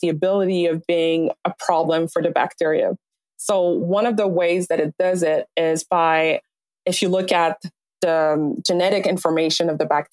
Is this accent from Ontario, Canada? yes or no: no; Montreal, Quebec, Canada; moved away as an adult; also born or lived in Alberta; now in Vancouver, Canada; I was born in Montreal.